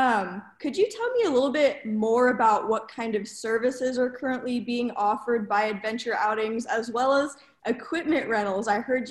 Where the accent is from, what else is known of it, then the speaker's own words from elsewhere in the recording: Discovery Bay, California, United States; now in Chico, United States; I'm a senior here at Chico State, majoring in psychology and minoring in criminal justice. I'm from a small town called Discovery Bay, California